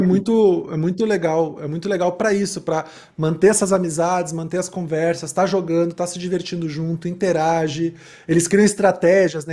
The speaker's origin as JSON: {"language": "Portuguese", "region": "Rio Grande do Sul", "country": "Brazil", "said": "eu sou gaúcho"}